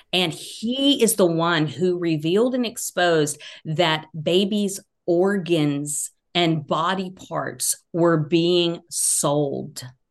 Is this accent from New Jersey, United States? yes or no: no; Georgia, United States; accent: Southern; now in North Carolina, United States; I grew up in Georgia, live in North Carolina now